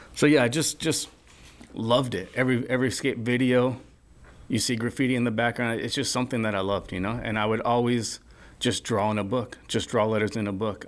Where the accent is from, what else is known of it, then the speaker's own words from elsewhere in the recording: Culver City, California, United States; also born or lived in Orange County, California; growing up in Los Angeles, Culver City, skating Venice Beach a lot